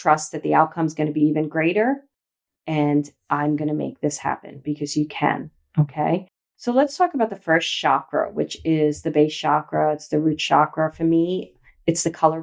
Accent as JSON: {"language": "English", "town": "New York City", "region": "New York", "country": "United States", "tie": "born or raised there", "also_born_or_lived": "Los Angeles, California", "moved": "yes", "said": "I grew up in Brooklyn"}